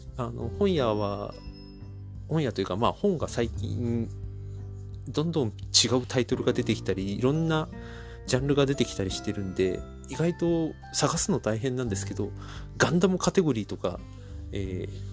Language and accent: Japanese; Chiba, Japan; 僕千葉県民なんですが